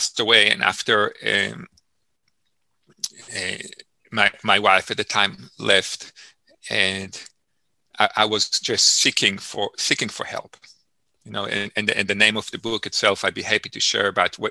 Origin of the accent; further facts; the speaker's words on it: Israel; moved away; I grew up in Israel, as I shared earlier, and I grew up in a farm living style. It's called the kibbutz.